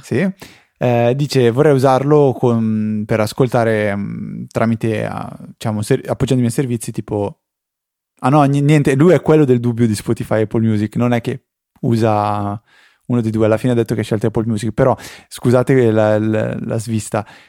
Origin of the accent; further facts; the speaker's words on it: near Busto Arsizio, Lombardy, Italy; io sono un finto bustocco perché non sono proprio di Busto Arsizio